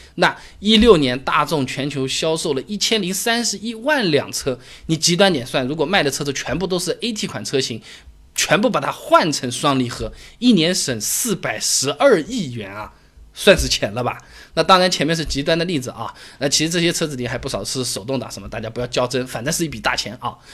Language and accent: Chinese; China; 就好像我们中国人喜欢乒乓球一样的